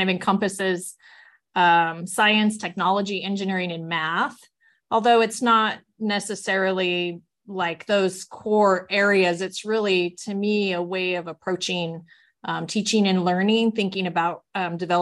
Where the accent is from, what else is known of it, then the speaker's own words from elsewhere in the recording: California, United States; moved away as an adult; now in Utah, United States; I am a transplant from California